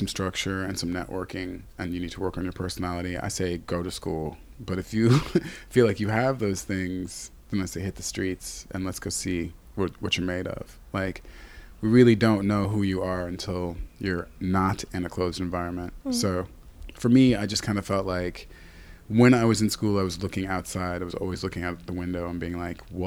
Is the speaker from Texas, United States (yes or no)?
no; Missouri, United States; I'm from Missouri.